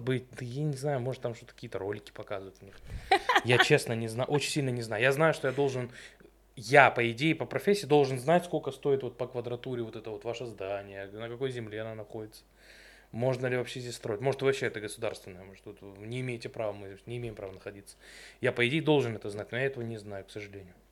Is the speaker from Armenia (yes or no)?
no; Stavropol, Stavropol Krai, Russia; Мы первые из Ставрополя